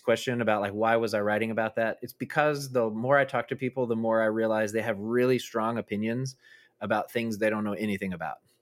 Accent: Arkansas, United States; I grew up in Arkansas, I moved from South Arkansas to North Arkansas, Northwest

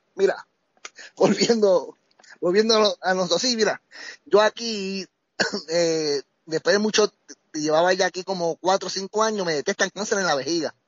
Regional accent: Bayamón, Puerto Rico; moved away as an adult; now in Colorado, United States; yo soy de Bayamón, de la calle Comerío

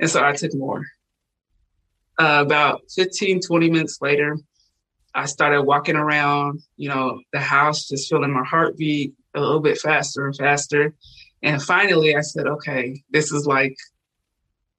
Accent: Washington, United States; moved away as an adult; also born or lived in Puerto Rico; I'm originally from Washington State

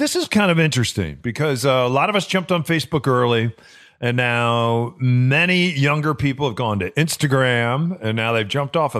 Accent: New Mexico, United States; where we grew up in New Mexico

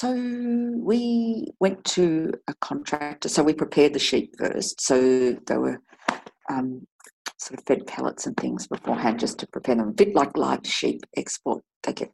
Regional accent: Deniliquin, New South Wales, Australia; I grew up in Deniliquin on a farm

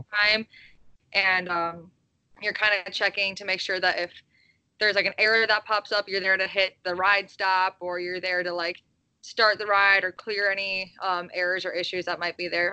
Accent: Midwest, United States; I'm from the Midwest

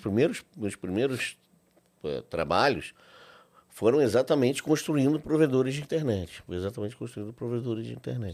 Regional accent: Rio de Janeiro, Brazil; sou do Rio de Janeiro, nascido e criado no Rio.

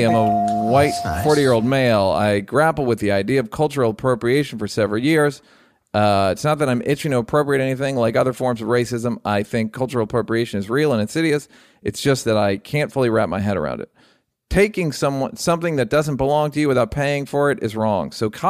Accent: Salt Lake City, Utah, United States; I promise I mean well, but because I grew up in Salt Lake City, I'm pretty clueless.

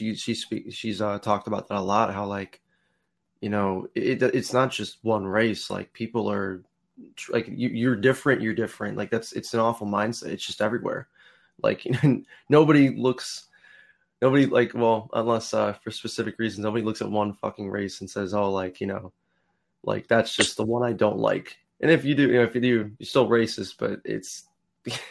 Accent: United States; being from the US

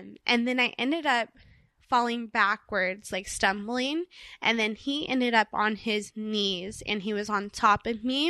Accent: Orange County, California, United States; when I was a little girl, I grew up in Orange County, California.

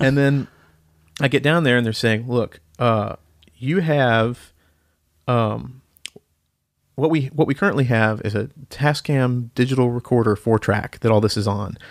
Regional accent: Marietta, Georgia, United States; moved away as an adult; also born or lived in Denton, Texas; now in Nashville, United States; I grew up in, uh, Marietta, Georgia, just north of Atlanta

